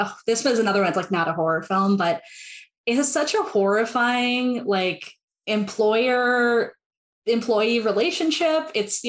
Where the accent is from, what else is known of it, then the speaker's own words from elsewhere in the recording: Milwaukee, Wisconsin, United States; I'm American. I grew up in the Midwest. I'm from Milwaukee, Wisconsin